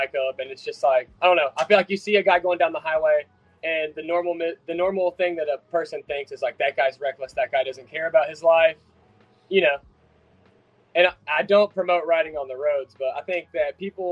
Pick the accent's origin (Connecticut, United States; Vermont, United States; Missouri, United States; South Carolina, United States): South Carolina, United States; I'm from South Carolina, so I get to shoot guns in my backyard